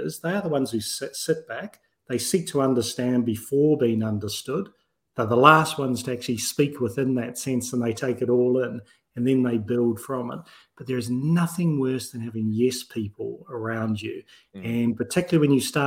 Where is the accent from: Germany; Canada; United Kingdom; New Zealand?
New Zealand; I'm a New Zealander from birth